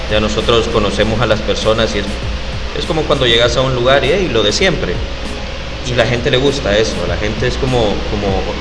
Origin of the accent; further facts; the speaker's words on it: Honduras; Y nosotros venimos de Honduras. Como dijiste, la, la tienda de café se llama O Café.